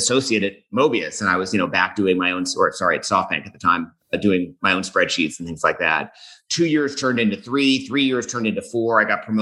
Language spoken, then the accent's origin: English; Boston, Massachusetts, United States; moved away as an adult; also born or lived in St. Paul, Minnesota / New York City / Denver, Colorado; now in Colorado, United States; I'm from Boston. I grew up in the Boston area